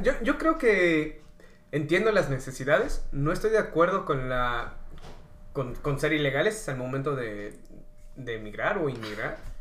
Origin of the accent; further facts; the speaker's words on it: Mexico; nosotros como mexicanos